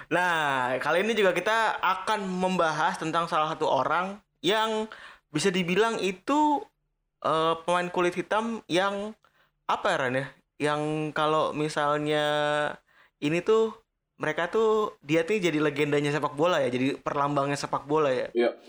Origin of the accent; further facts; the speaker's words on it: Bekasi, West Java, Indonesia; lagian kita sebagai orang Bekasi atau kalau kecil juga kita nggak mau dipanggil Pele ya